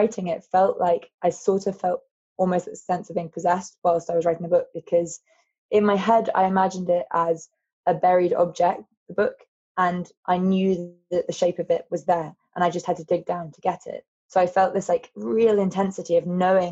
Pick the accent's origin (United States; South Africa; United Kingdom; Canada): United Kingdom; London; growing up in London